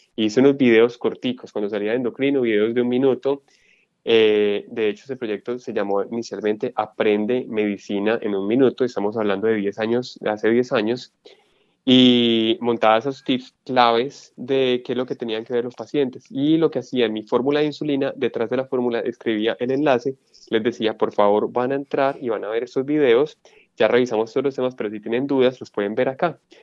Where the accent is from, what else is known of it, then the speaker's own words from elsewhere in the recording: Colombia; moved away as an adult; yo soy médico colombiano con experiencia en endocrinología